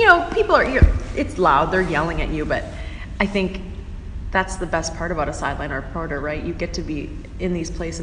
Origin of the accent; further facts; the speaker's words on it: Edina, Minnesota, United States; growing up in Minnesota, I grew up in Edina, Minnesota, just suburb out of Minneapolis